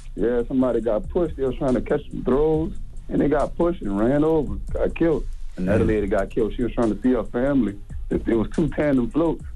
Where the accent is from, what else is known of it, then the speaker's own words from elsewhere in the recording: New Orleans, Louisiana, United States; I'm from New Orleans, man. Down here at Mardi Gras